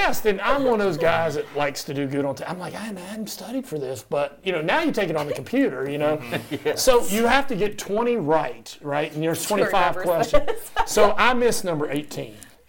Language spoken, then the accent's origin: English; Jacksonville, Florida, United States; born there; I was born in Jacksonville